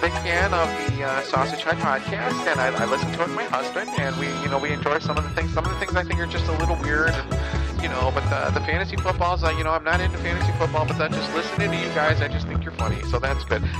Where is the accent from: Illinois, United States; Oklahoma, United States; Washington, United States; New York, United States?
New York, United States; Yonkers; now in Atlanta, United States; I'm from Yonkers originally, but now we live in Atlanta.